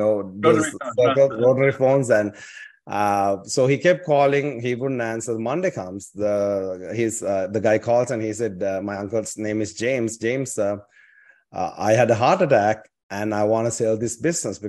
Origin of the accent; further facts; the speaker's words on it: Sri Lanka; English is a second language; moved away as an adult; also born or lived in Southern California; now in California, United States; I was born and raised in Sri Lanka, a small island off the coast of India